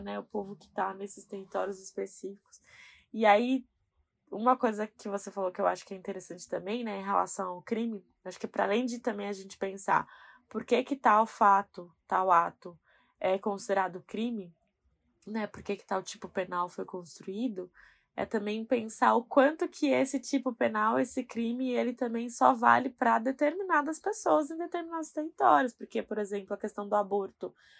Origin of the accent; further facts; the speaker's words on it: São Paulo, Brazil; eu sou da Zona Leste e eu moro com a minha mãe